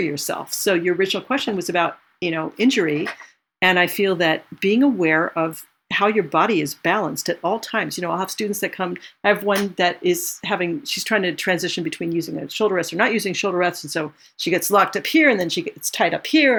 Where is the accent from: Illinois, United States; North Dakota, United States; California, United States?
California, United States; moved away as an adult; now in New York, United States; I grew up in California. I didn't want to live in New York